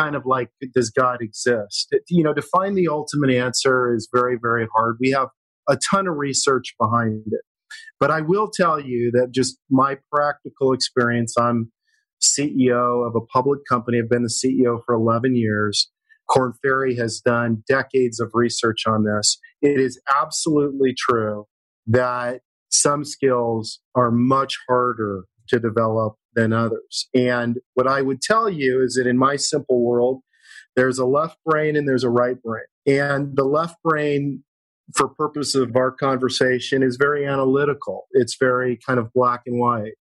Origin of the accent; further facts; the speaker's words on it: Kansas, United States; now in Los Angeles, United States; I was raised in Kansas, a long way from where you can actually surf